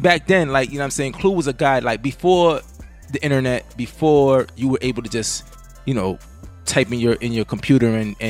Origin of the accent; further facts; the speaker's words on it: New York City, New York, United States; a guy like us that grew up in the Bronx.